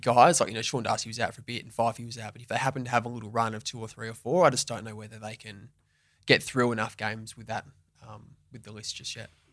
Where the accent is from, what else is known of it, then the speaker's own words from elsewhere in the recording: Western Australia, Australia; I got drafted at seventeen, so I stayed at home